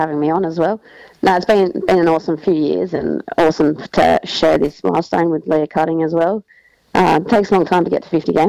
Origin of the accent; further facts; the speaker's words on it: Long Plains, South Australia, Australia; now in Thompson Beach, Australia; I grew up on a farm at Long Plains with my mum and dad and brother and sister, and then spent pretty much my whole life there. I'm now living in Thompson Beach with my partner, Andrew, and we've just been here for a few years